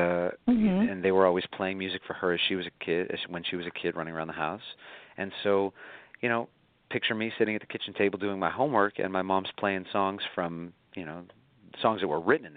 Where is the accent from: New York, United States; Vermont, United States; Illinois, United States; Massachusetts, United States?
New York, United States; Buffalo; moved away as an adult; now in New York, United States; my hometown of Buffalo, where I grew up